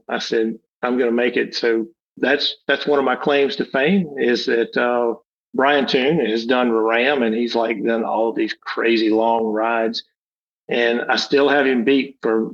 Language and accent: English; Alabama, United States; I'm from Alabama